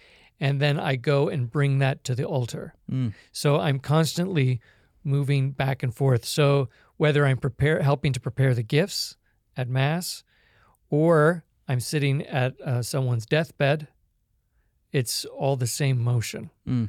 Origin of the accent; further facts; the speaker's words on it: Hong Kong; moved away as an adult; also born or lived in Canada / California, United States; now in Kansas, United States; I was born in Canada, but I was raised in Hong Kong and went to college and graduate school in California, and now I live in Kansas.